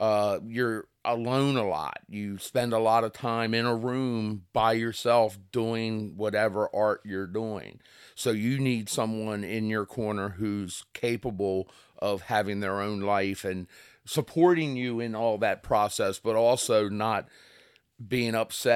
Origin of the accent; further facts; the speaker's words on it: Kent Island, Maryland, United States; So I'm from the Kent Island, Kent Narrows